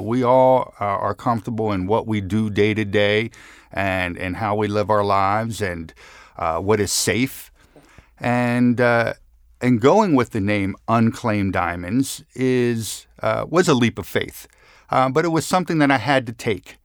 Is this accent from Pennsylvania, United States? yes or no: yes; Philadelphia, Pennsylvania, United States; as a young man growing up in Center City, Philadelphia, my grandfather had a store at, uh, fifteenth and Randstead